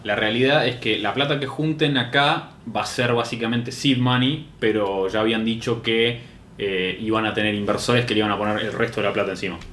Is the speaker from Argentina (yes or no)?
yes; Argentina; soy de Argentina